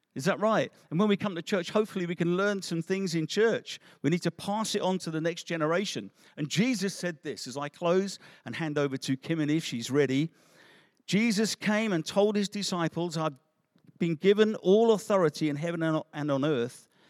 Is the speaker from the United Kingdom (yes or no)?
yes; England, United Kingdom; also born or lived in Africa; we're English